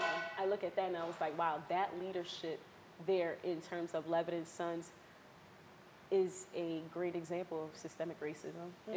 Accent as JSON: {"language": "English", "town": "Willingboro", "region": "New Jersey", "country": "United States", "tie": "born or raised there", "said": "Willingboro, I grew up here most of my life."}